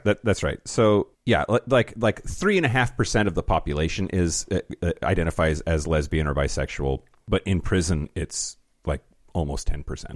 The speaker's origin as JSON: {"language": "English", "country": "United States", "said": "a white privileged American"}